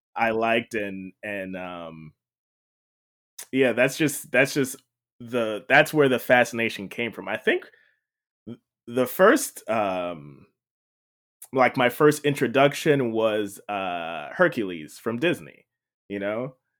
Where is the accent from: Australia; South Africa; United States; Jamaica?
Jamaica; I grew up in Jamaica, um, not Jamaica, Queens, Jamaica, the island